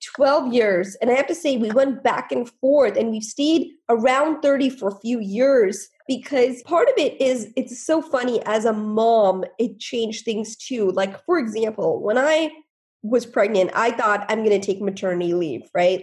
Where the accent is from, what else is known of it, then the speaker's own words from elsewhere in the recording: India; now in United States; I was born in India